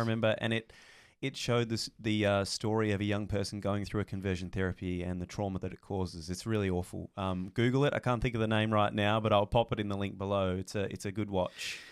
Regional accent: Tassie, Tasmania, Australia; born or raised there; moved away

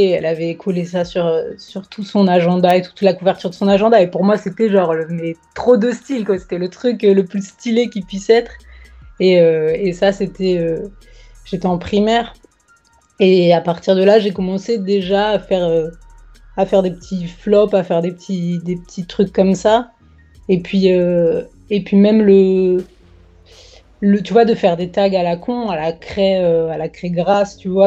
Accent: Paris, Île-de-France, France; born there; also born or lived in Marseille; J'ai 32 ans. je suis née à Paris, mais j'habitais à Marseille et Marseille c'est c'est ma deuxième ville

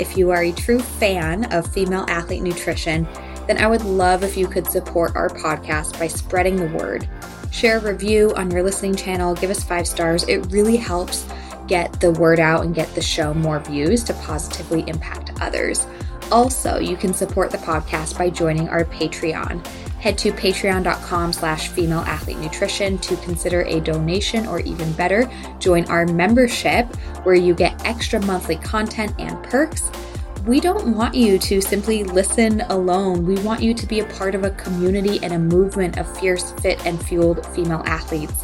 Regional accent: Massachusetts, United States; moved away; I grew up in Massachusetts, so I got to watch Boston many, many years. I don't live there now though

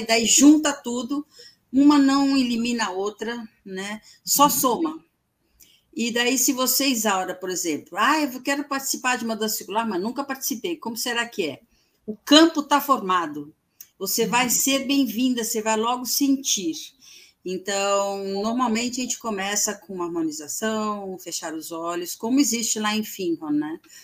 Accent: Brazil; eu sou do Brasil

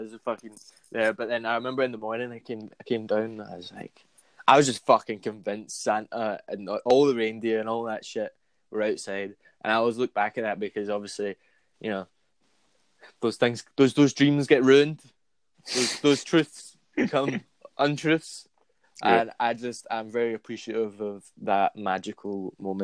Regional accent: Glasgow, Scotland, United Kingdom; I grew up in Govan and then I moved to the west end of Glasgow.

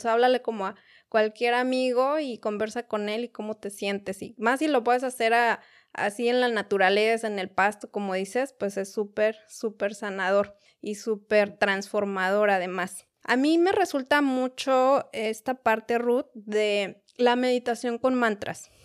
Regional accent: Mexico City, Mexico; now in United States; yo soy de la Ciudad de México también

